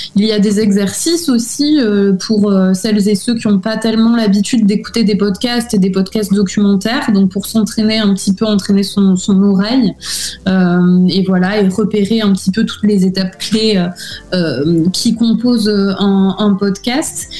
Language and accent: French; Villefranche-de-Rouergue, Occitania, France; moved away as an adult; also born or lived in Albi / Toulouse / United States; now in Athens, Greece; je suis née à Albi, donc euh, dans le Tarn, et euh, j'ai euh, grandi et j'ai fait mes études dans une petite ville en Aveyron, ville franche de Rouergue